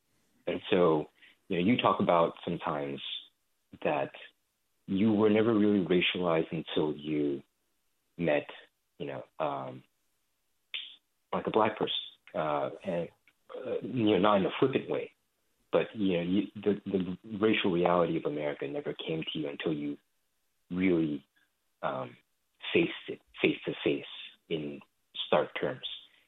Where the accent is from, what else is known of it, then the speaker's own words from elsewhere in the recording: Bay Area, California, United States; I grew up in the Bay Area. My high school was 80% Asian. My town is the most Asian city in America, currently.